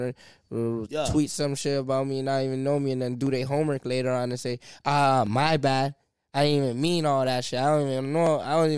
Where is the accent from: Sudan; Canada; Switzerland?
Canada; They don't know who the fuck I am, bro. I'm from Canada. I'm from a whole different world, my nigga.